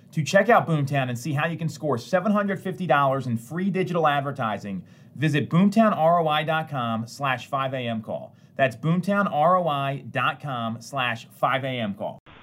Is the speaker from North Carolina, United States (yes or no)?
no; Connecticut, United States; my hometown here in Connecticut